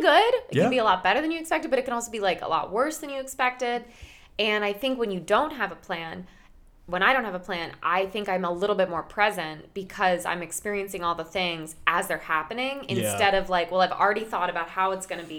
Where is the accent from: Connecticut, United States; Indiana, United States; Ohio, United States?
Connecticut, United States; now in New York, United States; I grew up in Connecticut